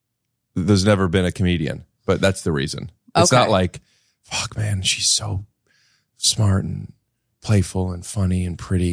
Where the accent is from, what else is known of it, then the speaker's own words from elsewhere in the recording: Cleveland, Ohio, United States; now in New York City, United States; Yeah, I'm from Cleveland.